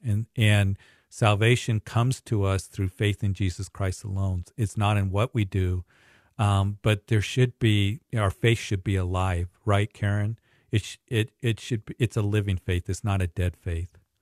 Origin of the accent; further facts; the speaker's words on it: Greeley, Colorado, United States; my hometown, Greeley